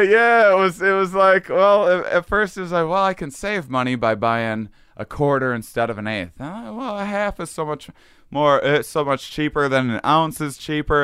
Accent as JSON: {"language": "English", "area": "near La Crosse", "region": "small town in Wisconsin", "country": "United States", "tie": "born or raised there", "also_born_or_lived": "Boston / New York", "moved": "as an adult", "said": "I grew up in Wisconsin, small town in Wisconsin."}